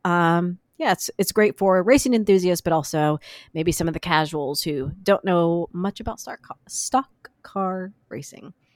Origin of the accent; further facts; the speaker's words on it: Midwest, United States; I grew up in the Midwest